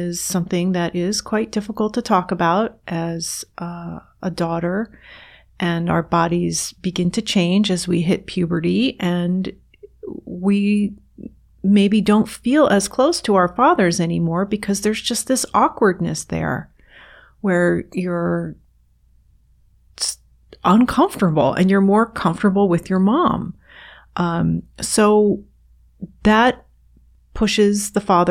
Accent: New York, United States; I grew up in right outside of New York City

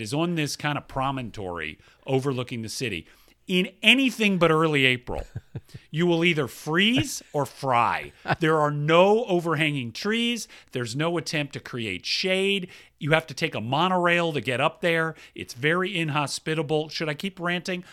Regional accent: Atlanta, Georgia, United States; moved away; I grew up in Atlanta, Georgia

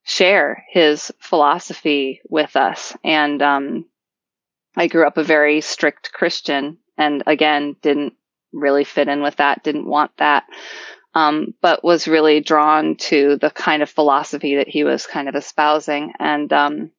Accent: Florida, United States; I grew up in Florida

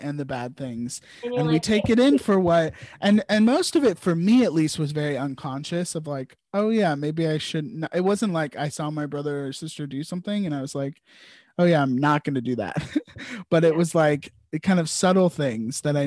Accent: Virginia, United States; growing up and even now I say I'm from the South, because there are definitely things in Virginia that you know, are Southern

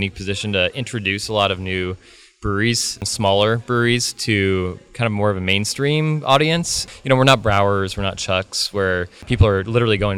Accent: Bay Area, California, United States; moved away as an adult; now in Pacific Northwest, United States; I grew up in the Bay Area

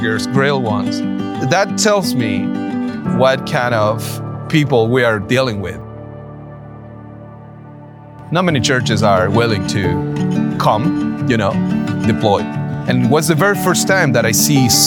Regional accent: Chile; I'm from Chile

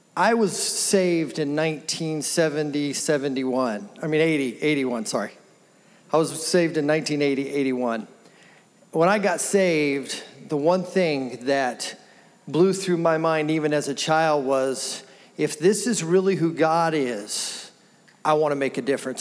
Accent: Wichita, Kansas, United States; I was born here in Wichita, born here, raised here. I've grown up here.

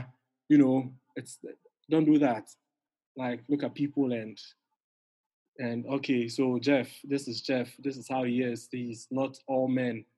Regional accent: Ghana; in Ghana, we have two different perspectives

